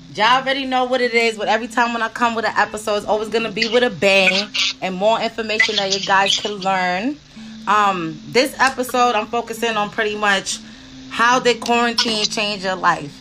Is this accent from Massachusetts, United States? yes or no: no; New York City, New York, United States; a guy coming straight out of Brooklyn, you know, I come from Brownsville